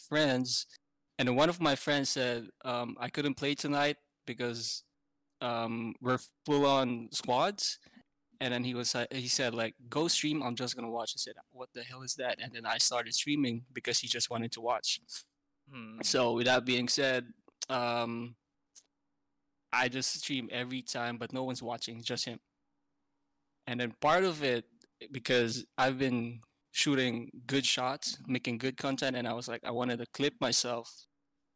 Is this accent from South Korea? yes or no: no; Philippines; moved away as an adult; now in Amsterdam, Netherlands; I was born in the Philippines, born and raised in the Philippines, moved to Amsterdam for about 5 years ago